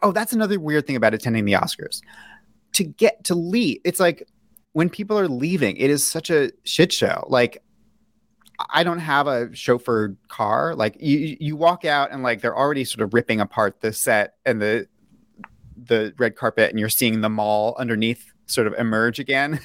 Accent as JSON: {"language": "English", "town": "New York City", "region": "New York", "country": "United States", "tie": "born or raised there", "said": "I, I grew up in New York City."}